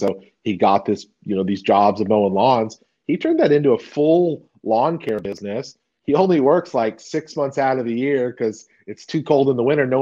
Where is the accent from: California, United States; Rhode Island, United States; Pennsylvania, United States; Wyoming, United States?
California, United States; moved away as an adult; now in Texas, United States